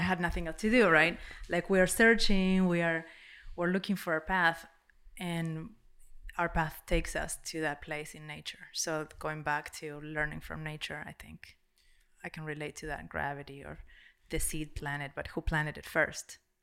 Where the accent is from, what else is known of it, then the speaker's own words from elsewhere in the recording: Uruguay; English is a second language; moved away; I'm from Uruguay